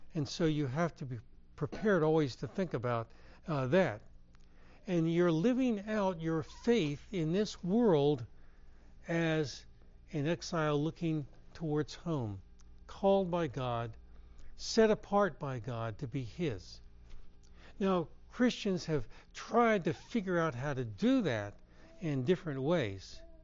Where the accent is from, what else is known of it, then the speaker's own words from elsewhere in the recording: Herndon, Virginia, United States; I grew up in Herndon, Virginia